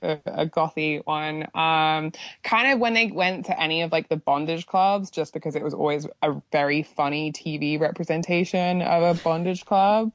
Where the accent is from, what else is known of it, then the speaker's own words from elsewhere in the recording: United Kingdom; I'm just being very British